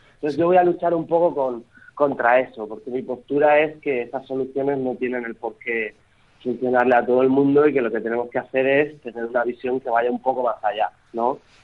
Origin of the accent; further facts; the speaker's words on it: Archena, Region of Murcia, Spain; Es mi pueblo, es mi tierra